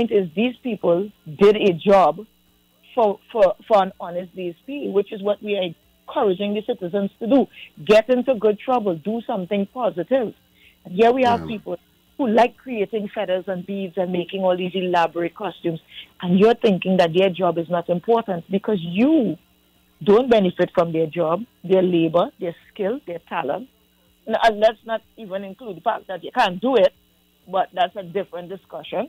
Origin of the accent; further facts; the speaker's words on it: Trinidad & Tobago; I have to tell them where I'm from